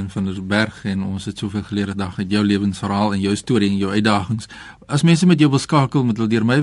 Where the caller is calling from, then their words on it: Springbok, Northern Cape, South Africa; van Berser Springbok.